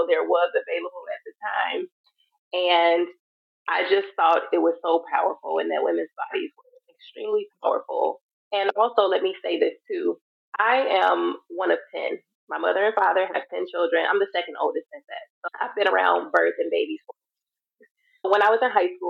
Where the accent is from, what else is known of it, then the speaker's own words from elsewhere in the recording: Chicago, Illinois, United States; I am from Chicago, and that's where I currently reside as well.